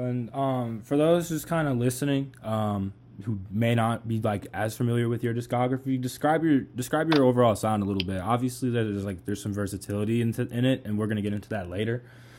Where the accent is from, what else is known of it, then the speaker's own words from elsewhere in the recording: Boston, Massachusetts, United States; I'm from Boston